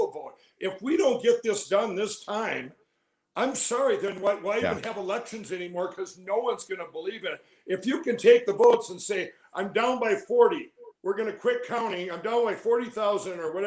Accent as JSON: {"language": "English", "region": "Minnesota", "country": "United States", "tie": "born or raised there", "said": "My home state of Minnesota"}